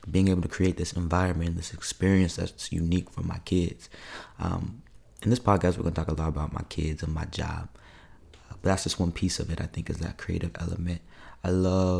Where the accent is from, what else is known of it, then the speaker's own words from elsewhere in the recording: Federal Way, Washington, United States; moved away as an adult; also born or lived in Seattle, Washington; now in Louisiana, United States; I claim Federal Way, Washington, which is just south of Seattle.